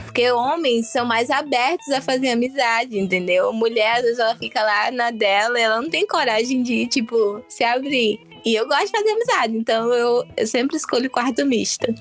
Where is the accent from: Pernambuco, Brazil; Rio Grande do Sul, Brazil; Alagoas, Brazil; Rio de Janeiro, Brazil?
Alagoas, Brazil; eu sou alagoana